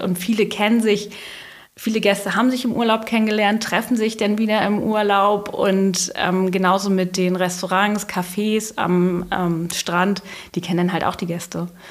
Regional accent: Dahme, Schleswig-Holstein, Germany; ich bin in Oldenburg geboren und bin in Dahme aufgewachsen

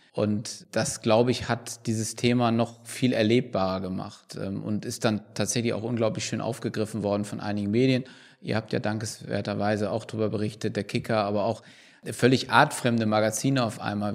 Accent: Bremen, Germany; als Bremer

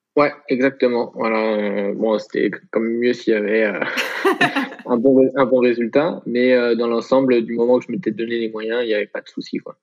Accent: Troyes, Grand Est, France; now in Aix-en-Provence, France; en Champagne-Ardenne, voilà, tout simplement, dans le département de l'Aube et la ville de Troyes

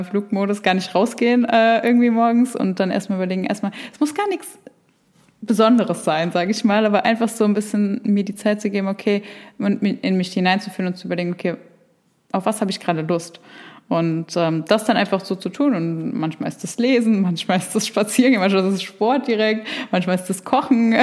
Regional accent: near Frankfurt, Hesse, Germany; ich komme aus der Nähe von Frankfurt

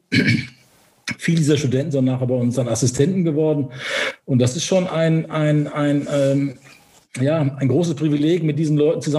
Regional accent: Cologne, North Rhine-Westphalia, Germany; accent: Cologne; dann war es ja auch ein Schritt zurück ins Rheinland, wo ich ja herkomme. Ich komme ja aus Köln. Man hört es wahrscheinlich auch an meinem Kölner Singsang so ein bisschen.

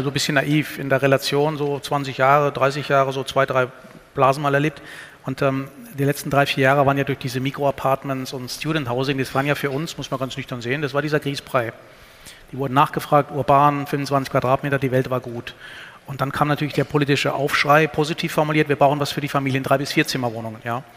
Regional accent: Karlsruhe, Baden-Württemberg, Germany; born there; Äh, ja, also gebürtig in Karlsruhe im Finsensius Krankenhaus

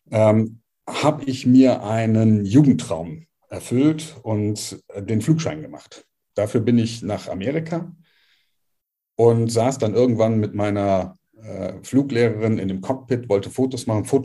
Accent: Cologne, North Rhine-Westphalia, Germany; Also als erstes mal … äh, bin eine Kölsche Jung, äh, mag man vom Namen nicht so glauben, äh, aber tatsächlich in Köln geboren, äh, ist schon eine Weile her, 63er Baujahr

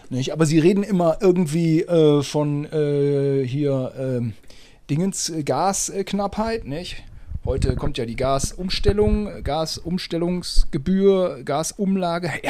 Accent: Germany; Ich als Deutscher habe hier so ein kaputtes Netz, wo ich mich mit verletze.

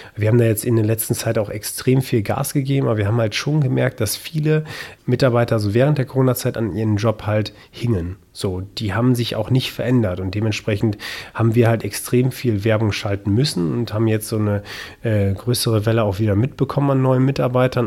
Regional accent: Münsterland, North Rhine-Westphalia, Germany; moved away as an adult; also born or lived in Hamburg / Baden-Württemberg; für mich heißt es jetzt schon seit äh, vier Jahren zurück im Münsterland

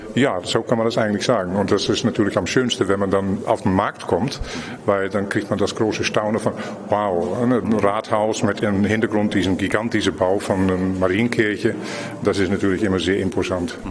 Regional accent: Amsterdam, North Holland, Netherlands; now in Lübeck, Germany; ich komme aus Amsterdam, aber ich kenne Amsterdam kaum

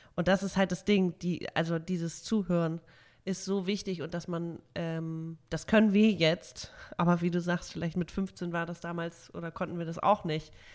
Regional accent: Hamburg, Germany; bei uns in Hamburg

